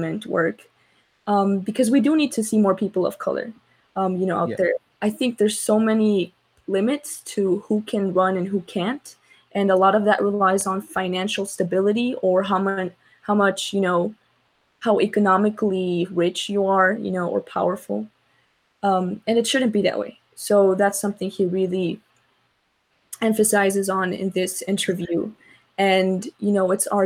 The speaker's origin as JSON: {"language": "English", "town": "Chicago", "region": "Illinois", "country": "United States", "tie": "born or raised there", "said": "I grew up in Little Village, but I had a lot of family in Pilsen"}